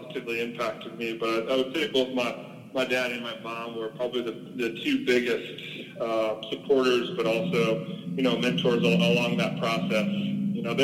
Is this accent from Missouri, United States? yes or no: yes; St. Louis, Missouri, United States; moved away; growing up in St. Louis